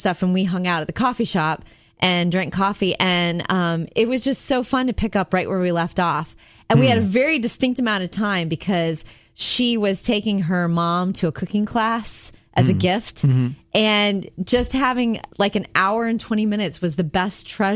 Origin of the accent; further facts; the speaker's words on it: Jupiter, Florida, United States; moved away; my hometown of Jupiter, Florida.